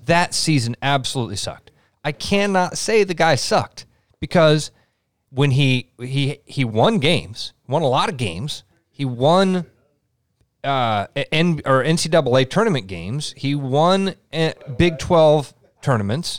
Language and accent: English; Iowa, United States